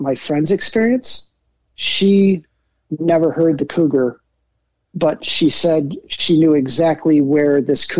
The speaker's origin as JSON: {"language": "English", "town": "Traverse City", "region": "Michigan", "country": "United States", "tie": "born or raised there", "also_born_or_lived": "Detroit / Elk Rapids", "said": "I ended up growing up in Traverse City"}